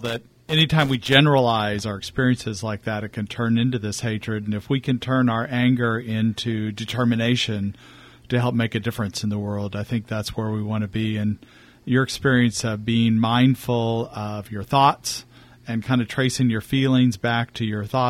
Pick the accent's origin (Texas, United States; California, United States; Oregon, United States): Texas, United States; this practice of mindfulness that I have in my life is important because I grew up in Texas.